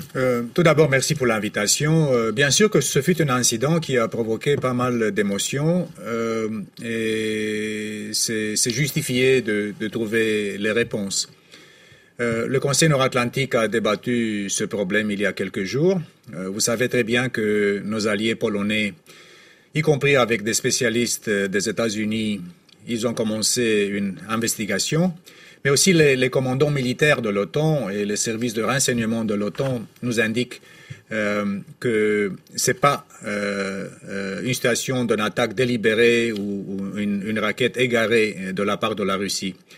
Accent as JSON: {"language": "French", "country": "Romania", "said": "dans mon pays d'origine, euh, à Deveselou"}